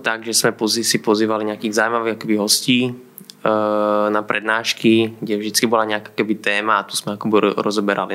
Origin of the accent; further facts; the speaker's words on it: Košice, Košice Region, Slovakia; moved away as an adult; now in Prague, Czech Republic; pochádzam z Košíc eh, a do Prahy som sa dostal pred desiatimi rokmi, kedy som sem šiel studovať Vysokú školu ekonomickú